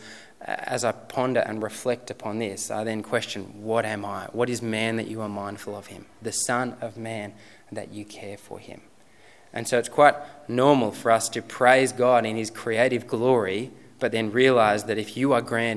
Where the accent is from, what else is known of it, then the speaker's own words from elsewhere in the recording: Sutherland Shire, New South Wales, Australia; moved away as an adult; now in Robertson, Australia; I grew up in the Sutherland Shire